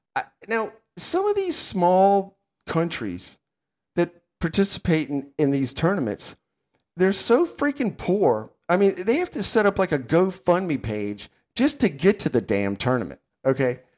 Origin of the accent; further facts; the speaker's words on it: United States; I'm an American